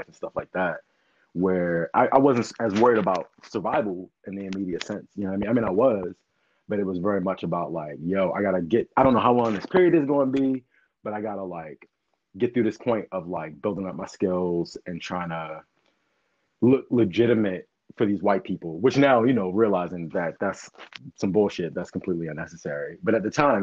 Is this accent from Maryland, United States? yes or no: yes; Baltimore, Maryland, United States; now in Philadelphia, United States; I'm from Baltimore originally